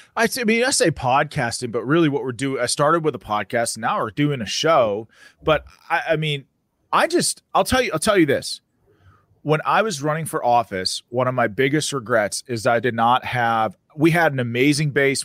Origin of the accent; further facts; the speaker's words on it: Pennsylvania, United States; I'm from Pennsylvania.